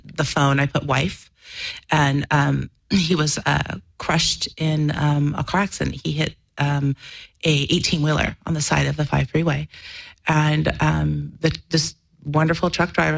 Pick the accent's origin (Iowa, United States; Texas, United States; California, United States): California, United States; Orange County; also born or lived in New York / Los Angeles; then they moved to Orange County where they can afford to live